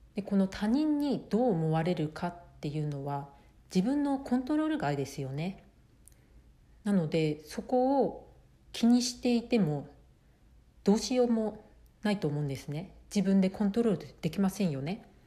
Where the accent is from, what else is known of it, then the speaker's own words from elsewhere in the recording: Japan; moved away as an adult; now in United States; 私は生まれ育ち日本なので日本でずっと、まあ、生活をしてきて